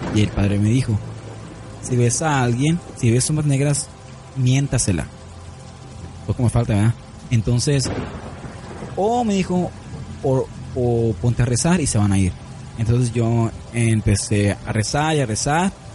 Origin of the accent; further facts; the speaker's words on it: San Luis Río Colorado, Sonora, Mexico; also born or lived in Nogales, Sonora; yo no soy de Nogales, ¿eh? Pero ahí vivía. Yo nací en San Luis Río Colorado, Sonora. Pero yo vivía en Nogales.